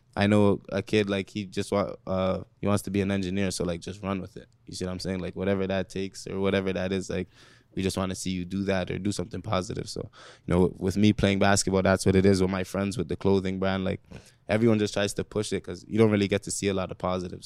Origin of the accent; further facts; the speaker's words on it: Toronto, Ontario, Canada; growing up in Rexdale